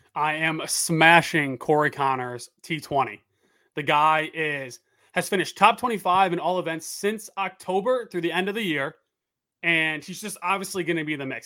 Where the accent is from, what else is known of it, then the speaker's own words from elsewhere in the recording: upstate New York, United States; moved away; also born or lived in South Carolina; I'm from New York, upstate New York originally.